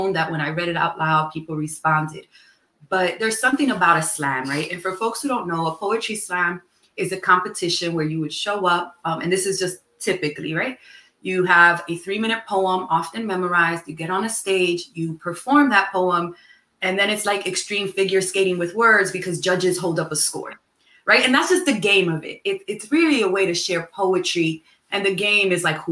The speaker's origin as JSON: {"language": "English", "town": "New York City", "region": "New York", "country": "United States", "tie": "born or raised there", "said": "I grew up in Manhattan, in New York City, in a neighborhood that has had many different names and is currently called Morningside Heights"}